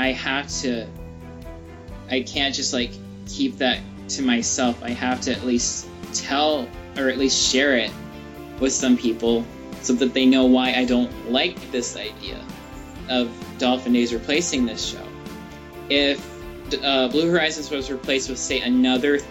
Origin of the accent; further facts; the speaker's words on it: Arizona, United States; my home state of Arizona